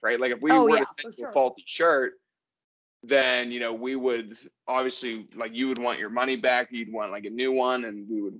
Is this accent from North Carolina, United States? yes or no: no; Pittsburgh, Pennsylvania, United States; now in Denver, United States; we're from Pittsburgh